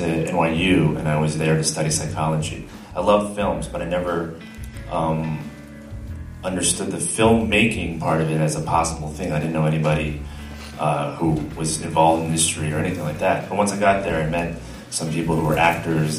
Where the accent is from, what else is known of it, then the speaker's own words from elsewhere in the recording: New Jersey, United States; moved away; also born or lived in Shanghai; I was born in Shanghai, but I grew up in New Jersey